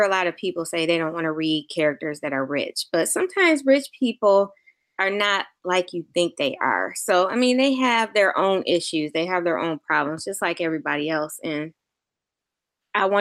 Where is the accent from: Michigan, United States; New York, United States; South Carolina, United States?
Michigan, United States; all of my stories take place in Michigan because that's where I'm from